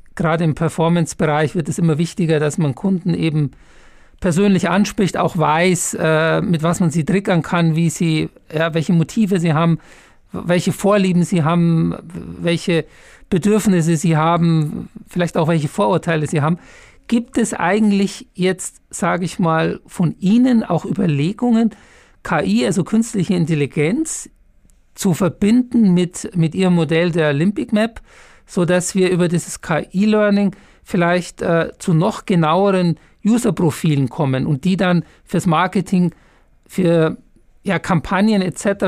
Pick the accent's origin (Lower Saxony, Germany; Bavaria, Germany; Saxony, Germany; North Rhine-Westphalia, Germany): Bavaria, Germany; Munich; moved away; ich bin ja Münchner, echter Münchner